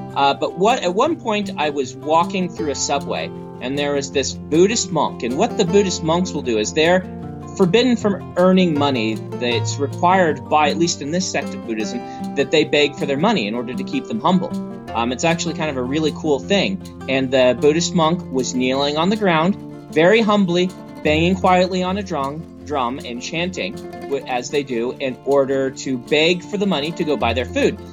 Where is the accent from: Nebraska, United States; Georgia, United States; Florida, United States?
Nebraska, United States; moved away as an adult; now in Utah, United States; Growing up in Nebraska, which is very green